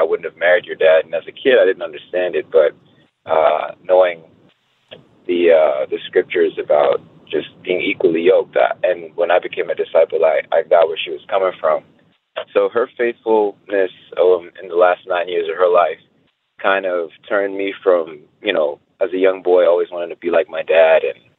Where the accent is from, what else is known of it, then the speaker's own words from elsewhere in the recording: New York City, New York, United States; now in Tampa, United States; I grew up in New York City. My dad is a Muslim from West Africa, from Senegal. And my mother, she has since passed, but the last 9 years of her life, she was a Christian, she was a disciple.